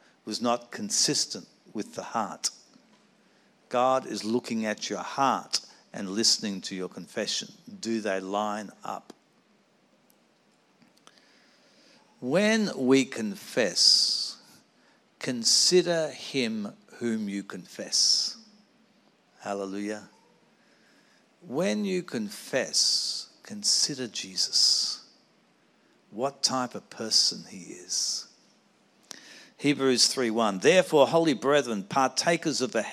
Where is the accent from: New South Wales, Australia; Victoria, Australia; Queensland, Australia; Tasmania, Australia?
New South Wales, Australia; Sydney; I grew up in the Anglican Cathedral in Sydney